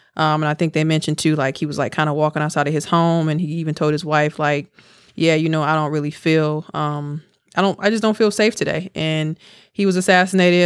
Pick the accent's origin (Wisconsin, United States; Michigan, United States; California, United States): Wisconsin, United States; Milwaukee; now in Houston, United States; I'm from Milwaukee